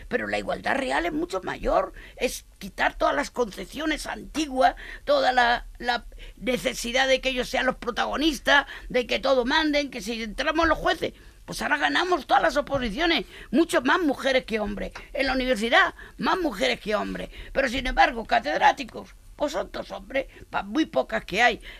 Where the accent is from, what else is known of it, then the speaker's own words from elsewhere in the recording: Barcelona, Catalonia, Spain; Y mira que vengo de Barcelona, pues yo también le daría un zasca a alguno de esos